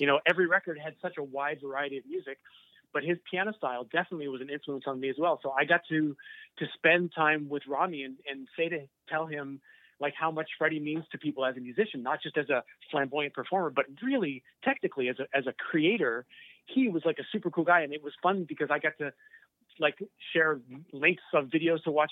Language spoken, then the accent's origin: English; Burlington, Ontario, Canada; growing up in Burlington